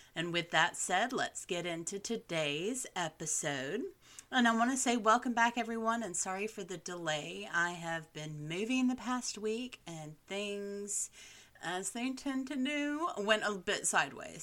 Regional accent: Southern United States, United States; as a Southerner who is in love with Charleston, South Carolina

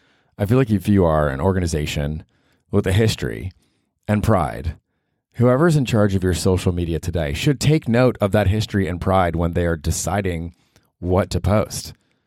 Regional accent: Tampa, Florida, United States; I grew up in Tampa, Florida, and my dad had a paper route.

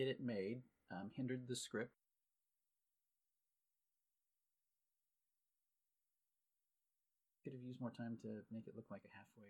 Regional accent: Southern Oregon, United States; I grew up in Southern Oregon

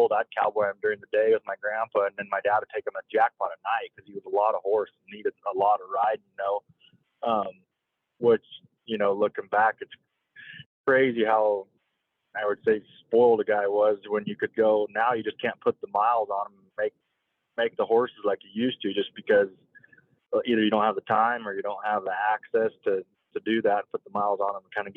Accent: Elko, Nevada, United States; I grew up in Elko, Nevada

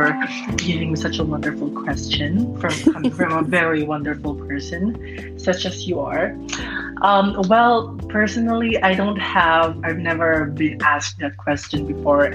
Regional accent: Los Angeles, California, United States; I'm from Los Angeles, and I work through social media

